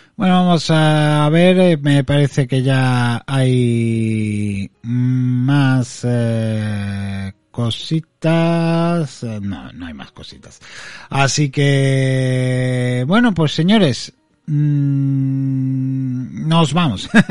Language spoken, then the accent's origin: Spanish; Andalusia, Spain; accent: Andalusian; los andaluces somos